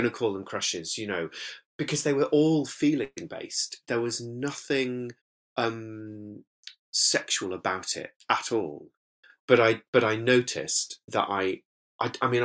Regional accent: Whitby, Yorkshire and the Humber, United Kingdom; accent: northern lilt; moved away as an adult; born in Whitby in North Yorkshire, and I was raised there, well, sort of in villages near Whitby and then in Whitby itself for the first 18 years of my life.

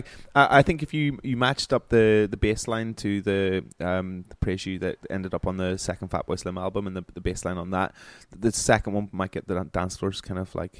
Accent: Omagh, Northern Ireland, United Kingdom; growing up in Oma

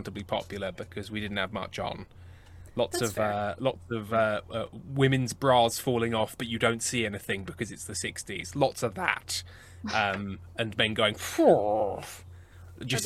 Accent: England, United Kingdom; I'm English

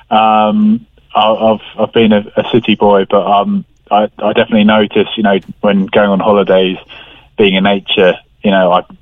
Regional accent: London, United Kingdom; No, no, I'm. Uh, I grew up

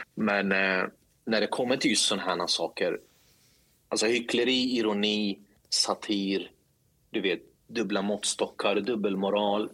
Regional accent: Linköping, Östergötland, Sweden; also born or lived in Stockholm; jag är uppvuxen i Linköping

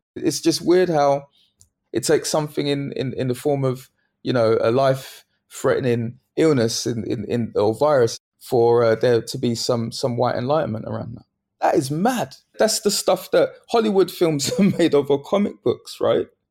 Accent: London, United Kingdom; where my mum, where she lived, where I grew up in Bethnal Green

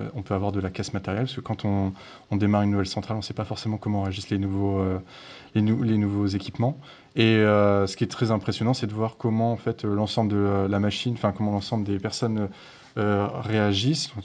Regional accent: Brittany, France; je viens de Bretagne

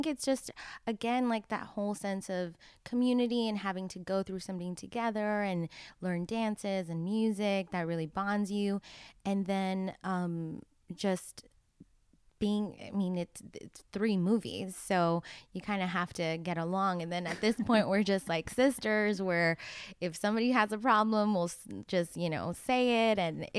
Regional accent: Miami, Florida, United States; I am from Miami.

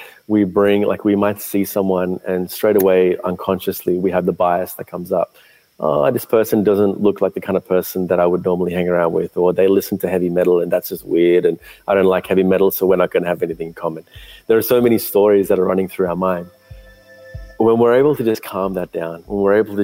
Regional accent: Sri Lanka; I was born in Sri Lanka

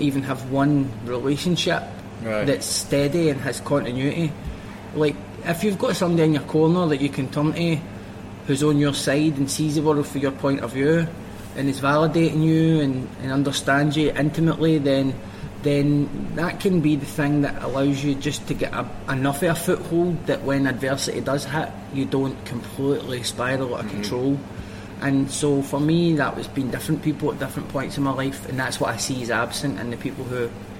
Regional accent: Glasgow, Scotland, United Kingdom; I grew up in Pollock, south side of Glasgow

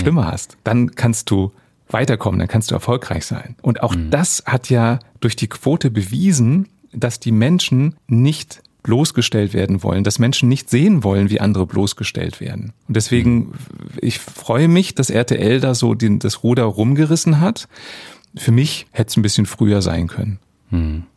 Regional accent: Germany; bei uns in Deutschland

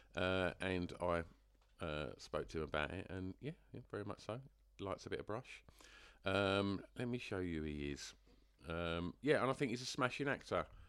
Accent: England, United Kingdom; I'm, I'm English. It just happens to be where I was born.

